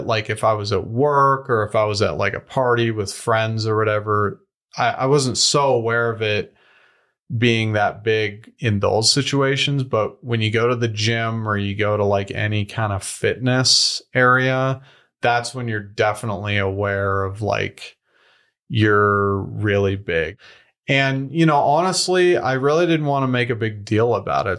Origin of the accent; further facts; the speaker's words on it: Denver, Colorado, United States; moved away as an adult; also born or lived in Wyoming / Australia; I grew up here in Denver, Colorado.